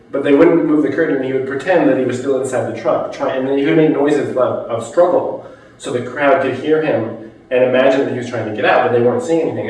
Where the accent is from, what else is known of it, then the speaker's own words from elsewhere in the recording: United States; as an American